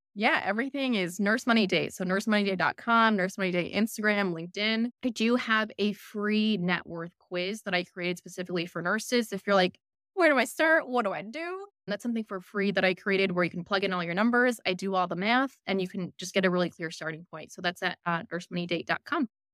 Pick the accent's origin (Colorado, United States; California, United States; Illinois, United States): Illinois, United States; Chicago; moved away as an adult; also born or lived in Philippines; now in Australia; I'm from Chicago. I grew up in Chicago.